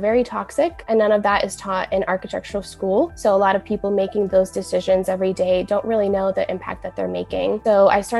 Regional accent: Kaunas, Kaunas County, Lithuania; moved away; also born or lived in Cleveland, Ohio, United States; Grew up in Kaunas, Lithuania, and then once I moved to the States, it was Cleveland, Ohio

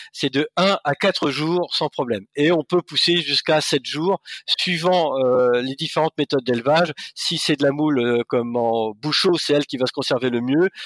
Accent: Normandy, France; je suis normand

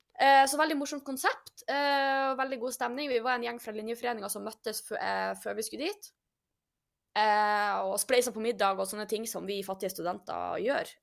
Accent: Norway; vi er nordmenn

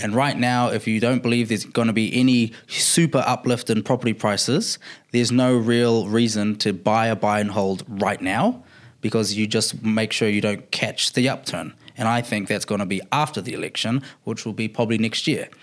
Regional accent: Auckland, New Zealand; I'm from Auckland

